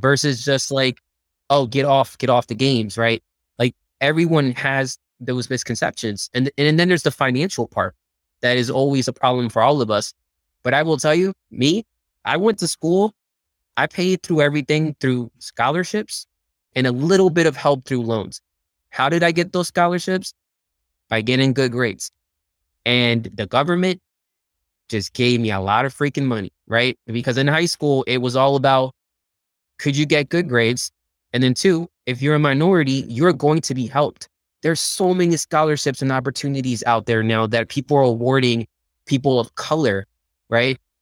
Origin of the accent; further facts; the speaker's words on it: Philadelphia, Pennsylvania, United States; moved away as an adult; also born or lived in Dominican Republic / Silicon Valley; I grew up in Philadelphia